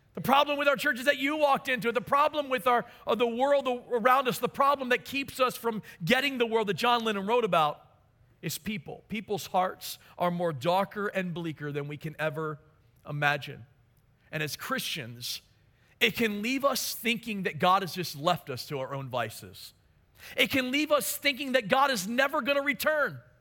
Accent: Maryland, United States; moved away; my hometown of Maryland

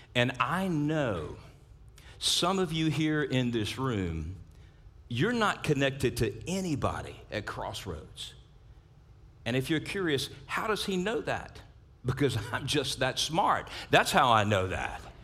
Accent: South Louisiana, United States; I grew up in South Louisiana

